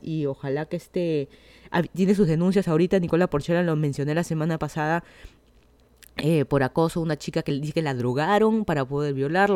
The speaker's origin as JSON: {"language": "Spanish", "region": "Lima", "country": "Peru", "moved": "as an adult", "lives_now": "Miami, United States", "said": "yo soy de Lima, Perú"}